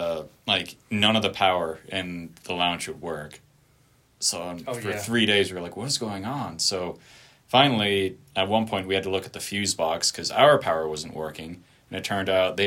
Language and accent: English; Colorado, United States; we're both from Colorado